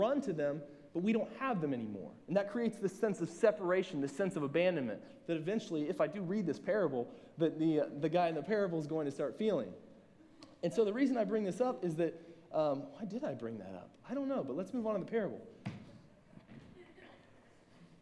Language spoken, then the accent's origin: English; Southern Ohio, United States; I'm from Southern Ohio